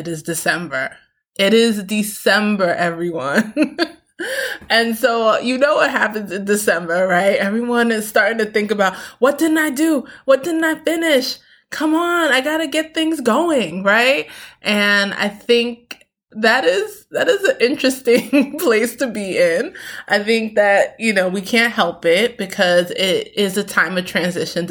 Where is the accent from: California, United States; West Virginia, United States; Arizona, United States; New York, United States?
New York, United States; New York City; also born or lived in Queens; I grew up in Brooklyn, concrete